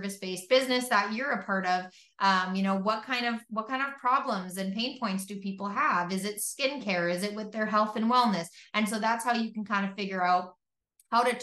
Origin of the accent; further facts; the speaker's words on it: Canada; I'm from Canada